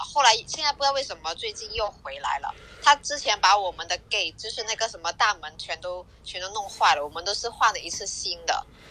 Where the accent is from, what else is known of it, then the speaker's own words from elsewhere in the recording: Guangdong, China; now in Hawaii, United States; 我是广东的